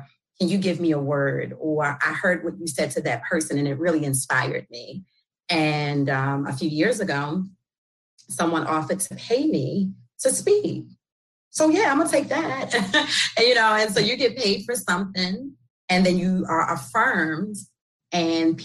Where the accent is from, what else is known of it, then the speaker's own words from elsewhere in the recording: Baltimore, Maryland, United States; accent: New York; I'm born and raised in Baltimore, West Baltimore. Although I'm often told I have like this New York accent